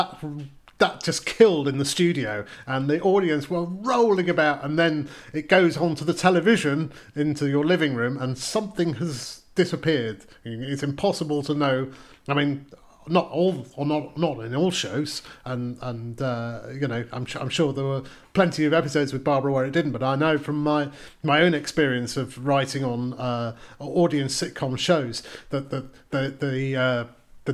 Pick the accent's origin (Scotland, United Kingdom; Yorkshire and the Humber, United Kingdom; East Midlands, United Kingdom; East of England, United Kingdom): Yorkshire and the Humber, United Kingdom; Leeds; I grew up in Leeds